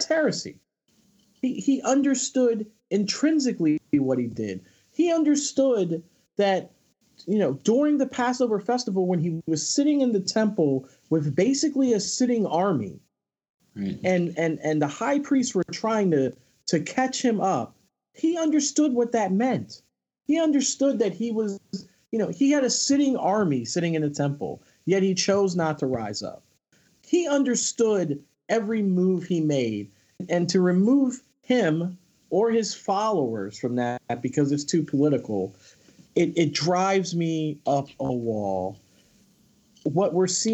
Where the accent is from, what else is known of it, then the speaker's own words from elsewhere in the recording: Philadelphia, Pennsylvania, United States; I'm from Philadelphia. I'm a Philadelphia native